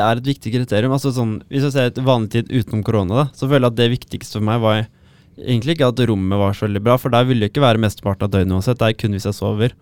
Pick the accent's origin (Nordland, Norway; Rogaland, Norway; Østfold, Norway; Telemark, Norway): Telemark, Norway; Porsgrunn; now in Trondheim, Norway; Jeg er 21 år, fra Porsgrunn